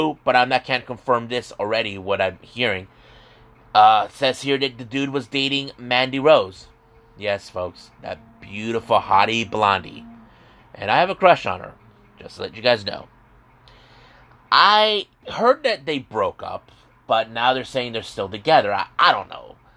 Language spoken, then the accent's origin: English; San Diego, California, United States; I'm actually from San Diego